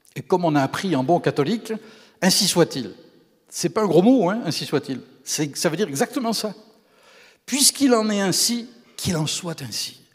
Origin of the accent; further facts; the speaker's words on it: Camargue, Provence-Alpes-Côte d'Azur, France; moved away as an adult; also born or lived in Quebec; now in Canada; C'est la région d'où je viens, dans le sud de la France.